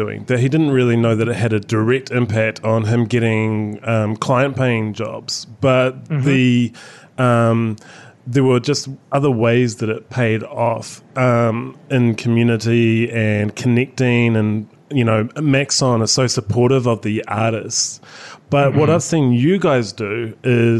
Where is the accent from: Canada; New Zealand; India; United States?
New Zealand